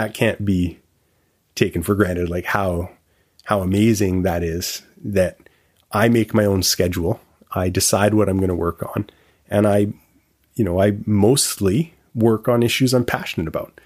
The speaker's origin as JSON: {"language": "English", "town": "Victoria", "region": "British Columbia", "country": "Canada", "tie": "born or raised there", "also_born_or_lived": "Montreal", "said": "I grew up in Victoria"}